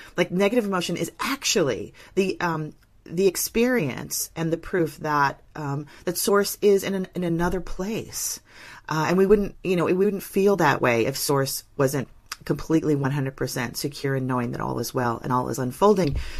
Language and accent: English; Northern California, United States; I'm from Northern California